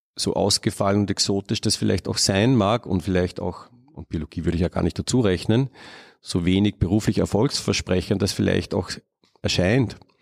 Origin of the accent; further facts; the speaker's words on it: Upper Austria, Austria; ich bin auf einem Bauernhof aufgewachsen in Oberösterreich